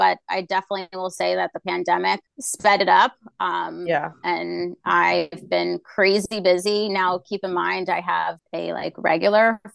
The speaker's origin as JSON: {"language": "English", "town": "Franklin", "region": "New Jersey", "country": "United States", "tie": "born or raised there", "also_born_or_lived": "Brooklyn, New York"}